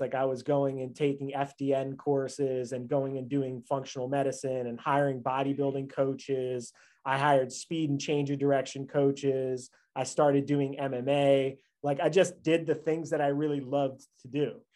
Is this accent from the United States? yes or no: yes; New York, United States; I grew up in New York.